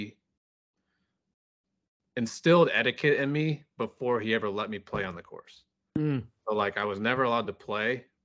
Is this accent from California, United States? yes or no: no; Wildwood, Missouri, United States; Born and raised in west of St. Louis. So I grew up in West, it's called West County